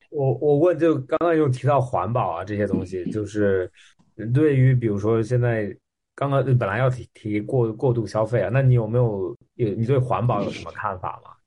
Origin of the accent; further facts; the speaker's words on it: Australia; moved away; 我三年没有回澳大利亚了。然后嗯。我是在那边长大的